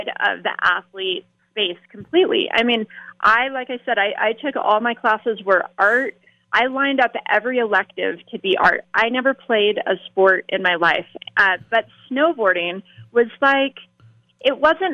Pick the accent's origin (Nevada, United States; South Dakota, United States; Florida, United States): Nevada, United States; Las Vegas; Growing up in Las Vegas